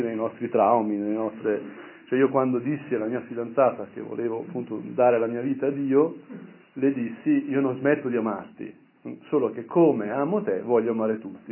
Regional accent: Brianza, Lombardy, Italy; al mio paese, quindi in Brianza

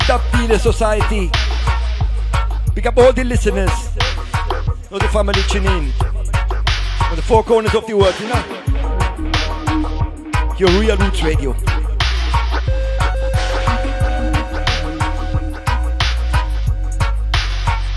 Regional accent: Nicosia, Cyprus; my hometown, Nicosia

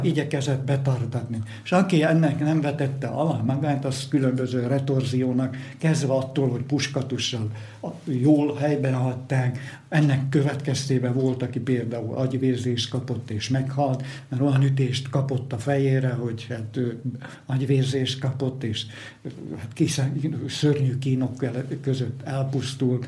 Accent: Moldava nad Bodvou, Košice Region, Slovakia; Itt születtem, itt nőttem föl ebbe a millióbe

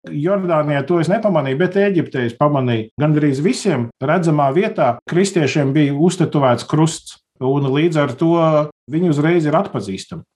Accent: Latvia; mēs esam no Latvijas

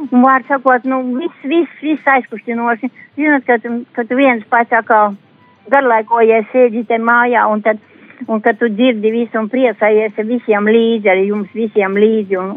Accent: Preiļi Municipality, Latvia; jo no prēļiem līdz aglonai tā vieta man ir. Uh, manas dzimtās mājas, turpat ir divi kilometri

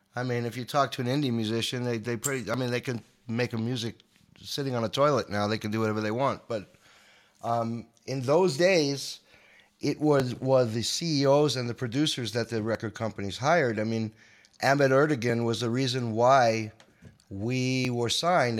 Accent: Long Island, New York, United States; I'm a boy from Long Island

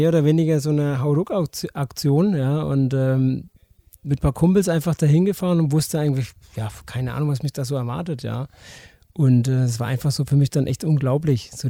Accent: Herzogenaurach, Bavaria, Germany; also born or lived in Erlangen; now in Nuremberg, Germany; Nee, und äh, ja, ähm, Erlangen geboren, ähm, Herzogenaurach aufgewachsen und ähm, ja, dann nach Nürnberg ähm, gezogen irgendwann mal, ja.

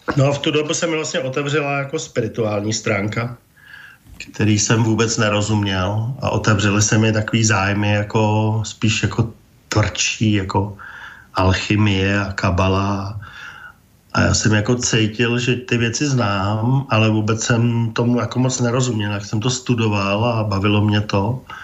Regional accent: Prague, Czechia; Já jsem vyrůstal v Praze

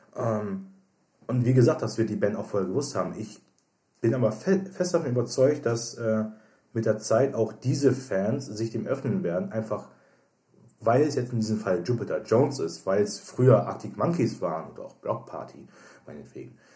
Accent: Germany; als Deutscher

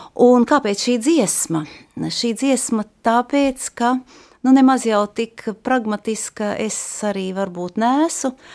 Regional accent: Jelgava, Zemgale, Latvia; also born or lived in Brussels, Belgium; now in Riga, Latvia; Es esmu dzimusi Jelgavā

